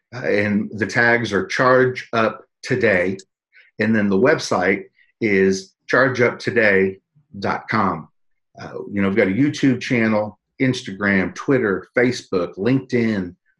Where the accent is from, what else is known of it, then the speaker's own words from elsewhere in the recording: San Antonio, Texas, United States; My hometown right here.